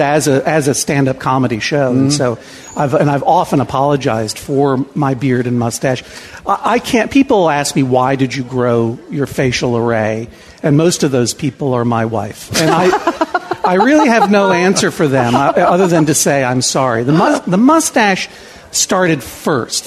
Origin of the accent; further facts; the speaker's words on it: Massachusetts, United States; we are both from New England. Mm-hmm. I from Massachusetts